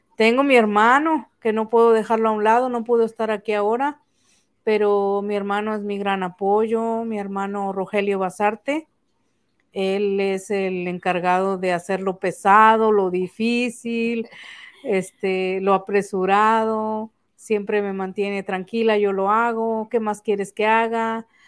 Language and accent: Spanish; Tampico, Tamaulipas, Mexico; Soy de Tampico, originaria de un rancho del río Tamesí.